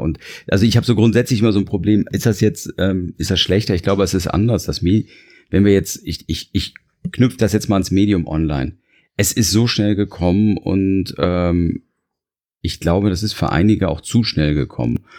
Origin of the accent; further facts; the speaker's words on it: Germany; ich bin Deutscher